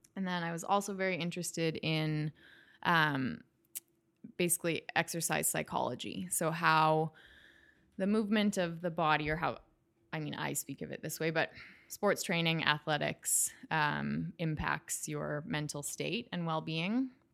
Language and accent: English; Calgary, Alberta, Canada; now in United States; I am from Canada. I grew up in Calgary, which is in Western Canada